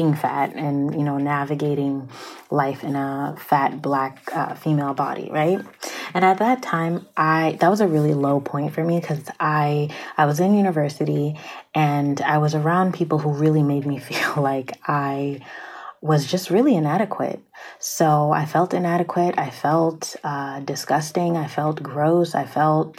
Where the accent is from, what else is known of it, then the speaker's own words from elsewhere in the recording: Prince George's County, Maryland, United States; I'm from Pretty Girl County, okay? For those of you who don't know, PG County, Prince George's County, like, is in Maryland